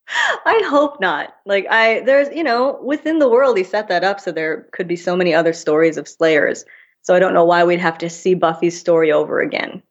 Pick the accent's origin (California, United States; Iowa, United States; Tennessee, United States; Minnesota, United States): Minnesota, United States; moved away as an adult; also born or lived in London; I grew up in Minnesota. I had three horses.